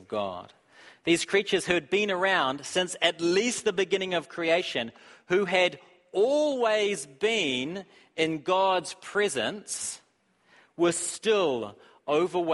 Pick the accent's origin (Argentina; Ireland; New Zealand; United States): New Zealand; I'm from New Zealand